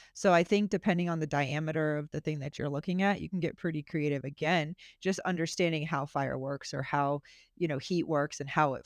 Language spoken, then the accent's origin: English; Florida, United States; I'm from Florida